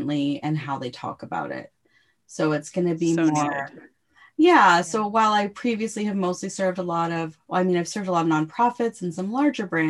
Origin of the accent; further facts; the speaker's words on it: Canada; as a Canadian